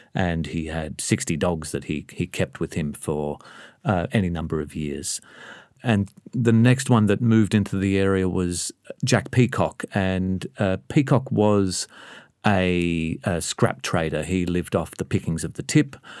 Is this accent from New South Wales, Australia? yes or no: no; Melbourne, Victoria, Australia; I grew up in Sunshine.